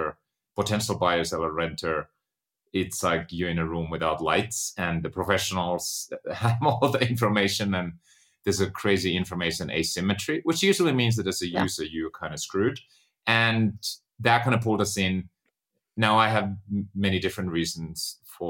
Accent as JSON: {"language": "English", "country": "Finland", "tie": "born or raised there", "moved": "yes", "said": "I was born and raised in Finland, grew up on a farm."}